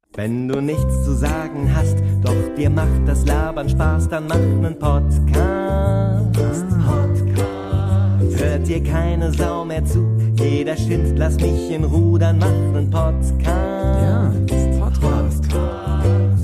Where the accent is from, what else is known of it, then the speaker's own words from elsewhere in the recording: Berlin, Germany; Ich bin ja in Reinickendorf aufgewachsen, dann im Wedding gewohnt, jetzt in, in Lichterfelde.